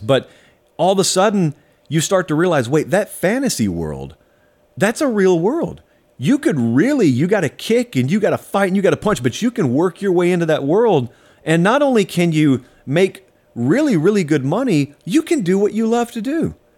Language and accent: English; South Georgia, United States; I grew up in South Georgia farming country